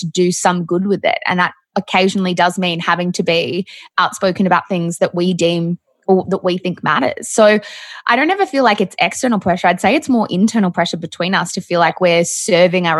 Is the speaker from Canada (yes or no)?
no; Melbourne, Victoria, Australia; we are from Melbourne